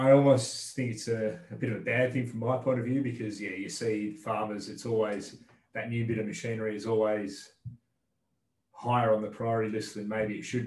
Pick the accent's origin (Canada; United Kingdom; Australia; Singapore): Australia; Dumbleyung, Western Australia; now in Perth, Australia; I grew up on farm in Dumbleyung, which is about 2.5 hours southeast of Perth.